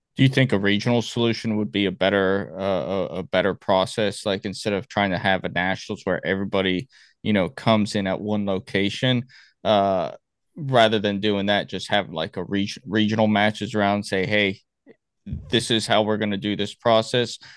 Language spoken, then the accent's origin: English; Miami, Florida, United States; I'm from Miami